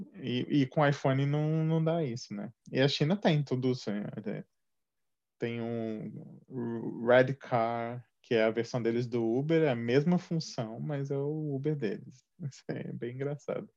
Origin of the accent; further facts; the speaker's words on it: Juiz de Fora, Minas Gerais, Brazil; moved away; also born or lived in São Paulo; eu sou mineiro de Juiz de Fora, mas eu também morei em São Paulo por, por quase uma década